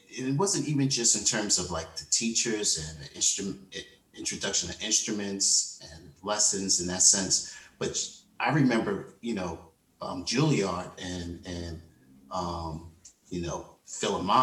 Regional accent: New York City, New York, United States; moved away as an adult; now in St. Paul, United States; I grew up in Laurelton

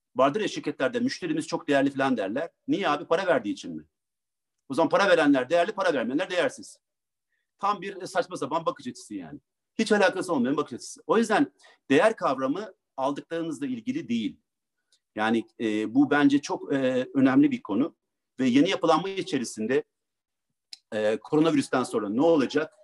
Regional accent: Ankara, Turkey; Ankara'da doğdum

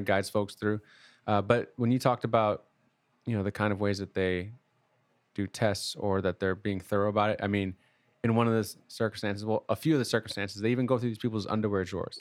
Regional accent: Midwest, United States; I'm from the Midwest

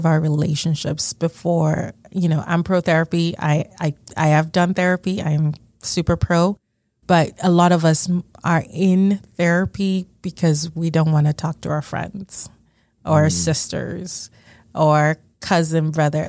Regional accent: Nigeria; moved away; I was born and raised in Nigeria

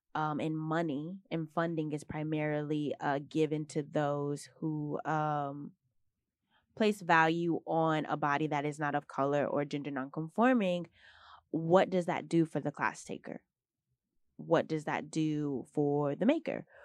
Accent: Texas, United States; moved away as an adult; now in New York City, United States; growing up in Texas

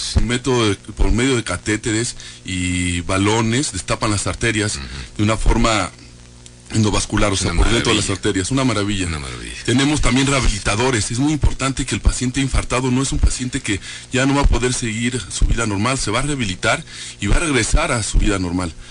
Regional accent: Querétaro, Mexico; somos queretanos

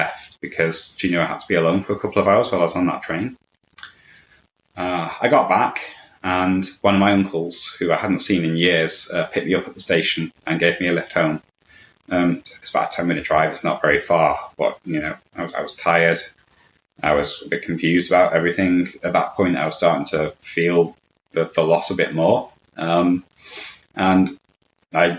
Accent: Crewe, North West England, United Kingdom; moved away as an adult; also born or lived in California; now in Manchester, United Kingdom; I live in Manchester in the UK. I'm originally from Crewe, which is a small industrial town in the northwest of England.

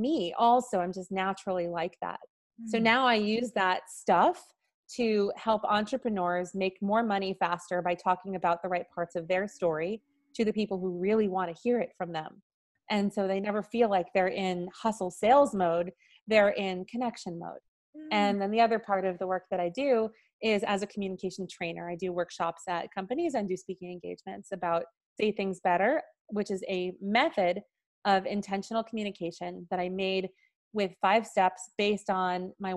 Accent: New York City, New York, United States; I was born and raised in New York City

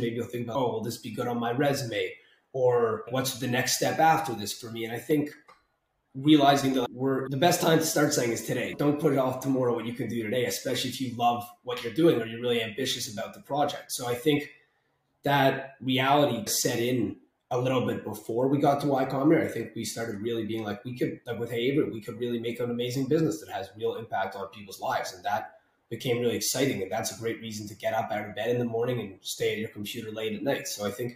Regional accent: Canada; now in Toronto, Canada

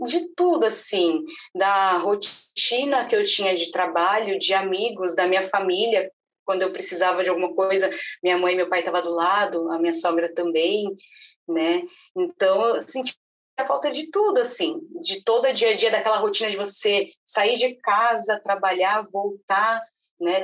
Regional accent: São Paulo, Brazil; moved away as an adult; now in Palhoça, Brazil; eu nasci em São Paulo, morei minha vida inteira em São Paulo e de uma hora para outra recebemos uma proposta para mudar para Santa Catarina, na cidade de Palhoça

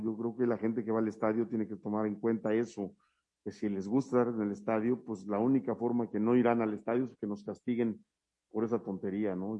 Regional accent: Mexico; somos los mexicanos

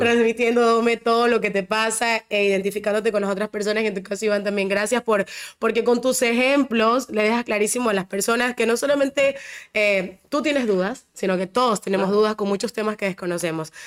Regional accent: Ecuador; yo soy bien ecuatoriana

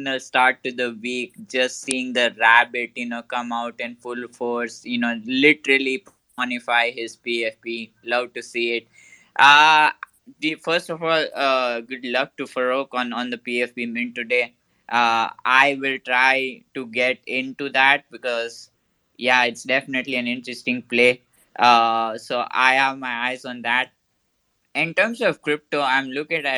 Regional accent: India; I'm from India

